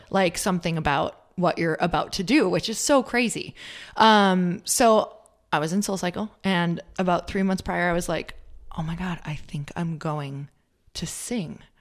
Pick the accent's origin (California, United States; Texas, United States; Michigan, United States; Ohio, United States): Michigan, United States; Upper; moved away; I'm from Upper Michigan, um, which is totally the North Woods.